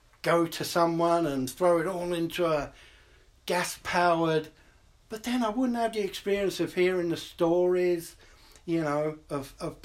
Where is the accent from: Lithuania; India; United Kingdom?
United Kingdom; London; also born or lived in New York City, United States; now in Portland, United States; I grew up in London